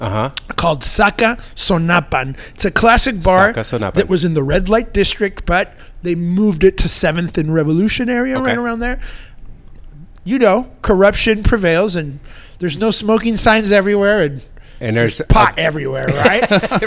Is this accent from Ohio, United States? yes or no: no; Chula Vista, California, United States; I'm a Chula Vista guy. I was born right there at the big hospital on H Street.